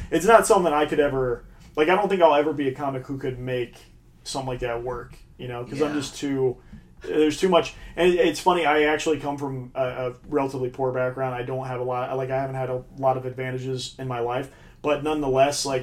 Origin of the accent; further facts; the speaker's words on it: Franklin, Ohio, United States; I'm from Franklin, Ohio